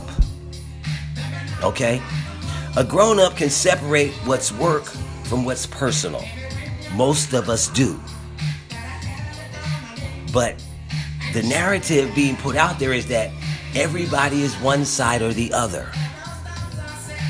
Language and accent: English; United States; I'm an American.